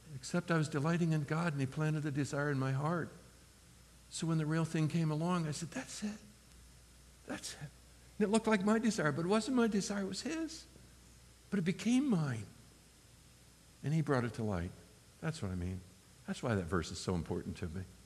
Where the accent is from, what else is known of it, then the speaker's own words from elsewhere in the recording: United States; first language English; My, my heart language is English. I'm an American, I don't know any other language